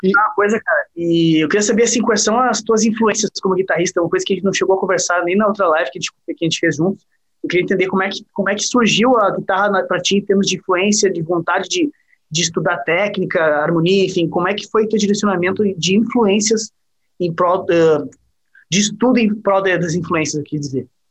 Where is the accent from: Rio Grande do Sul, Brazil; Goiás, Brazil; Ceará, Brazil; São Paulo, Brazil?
Rio Grande do Sul, Brazil; Porto Alegre; Gauchão também aqui, Porto Alegre